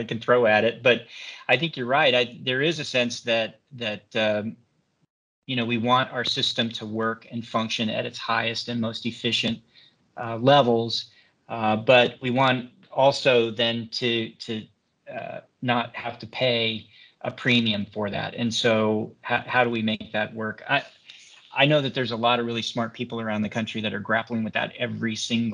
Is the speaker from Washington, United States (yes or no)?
yes; Washington, United States; my home state of Washington State